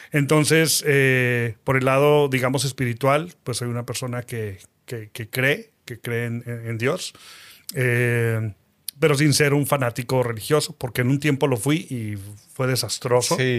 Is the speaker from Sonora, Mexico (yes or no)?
no; Saltillo, Coahuila, Mexico; also born or lived in Mexico City / Cuba; nací en Ciudad de México a los ocho años más o menos nos fuimos a vivir a Saltillo. En Saltillo yo quería regresarme a Ciudad de México para estudiar eh, cine. No pude estudiar cine por situaciones familiares. Me quedé en Saltillo